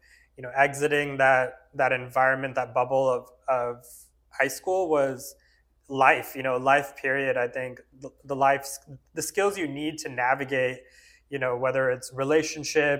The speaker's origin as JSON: {"language": "English", "town": "Fremont", "region": "California", "country": "United States", "tie": "born or raised there", "also_born_or_lived": "India", "said": "I grew up actually here in the Bay Area in Fremont. My family immigrated from India when I was 1 year old."}